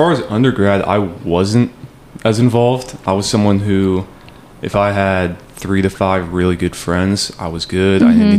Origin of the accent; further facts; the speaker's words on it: Las Vegas, Nevada, United States; also born or lived in Flagstaff, Arizona; even though I'm from Vegas